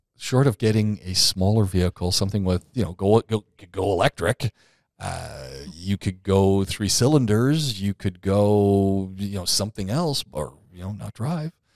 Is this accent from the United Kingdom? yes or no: no; Canada; I'm not from the U S, I'm from Canada